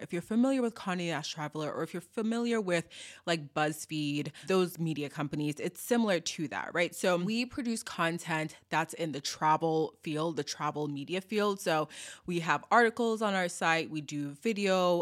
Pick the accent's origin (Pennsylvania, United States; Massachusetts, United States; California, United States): Massachusetts, United States; Boston; growing up in Boston